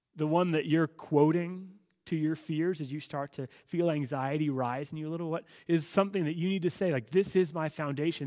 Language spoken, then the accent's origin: English; United States; living as an American citizen